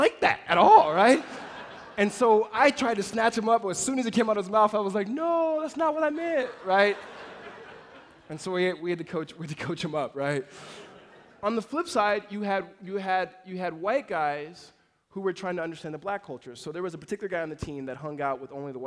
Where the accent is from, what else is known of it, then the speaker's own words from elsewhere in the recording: Los Angeles, California, United States; also born or lived in Mississippi / La Verne, California; moved to Los Angeles in the inner city